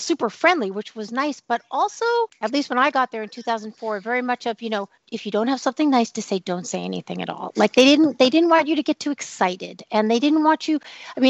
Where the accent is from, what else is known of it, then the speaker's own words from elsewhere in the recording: New York City, New York, United States; moved away as an adult; also born or lived in Manhattan, New York / Los Angeles, California / Portland, Oregon; I was born in Manhattan, raised in Brooklyn, lived in LA for 15 years, and then in Portland for 14 years. I actually left at late 2019, and I now live back in New York City. I'm speaking to you from Chinatown.